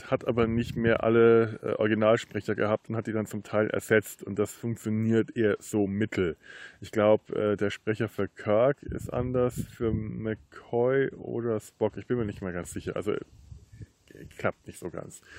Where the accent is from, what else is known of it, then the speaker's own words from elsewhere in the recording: Bavaria, Germany; Ich bin Franke